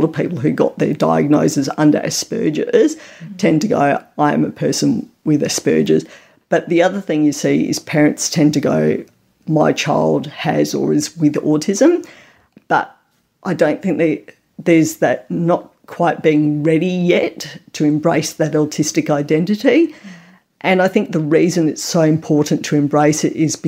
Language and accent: English; Australia; I am a mum, I am a researcher, I am Australian